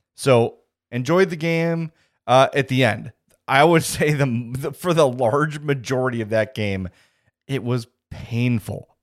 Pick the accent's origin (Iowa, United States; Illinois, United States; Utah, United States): Illinois, United States; Homewood; the Bookies in Homewood, my hometown